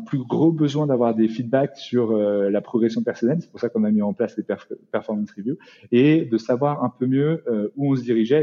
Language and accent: French; France; en tant que Français